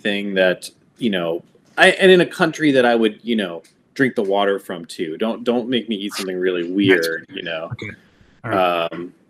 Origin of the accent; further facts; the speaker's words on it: Northern Virginia, United States; I grew up in Northern Virginia